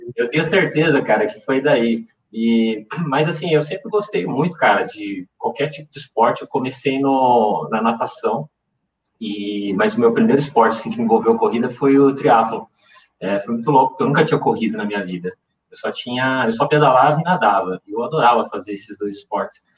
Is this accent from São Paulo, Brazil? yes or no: yes; São Paulo, Brazil; now in Campinas, Brazil; eu moro em Campinas, mas eu, eu sou nascido em São Paulo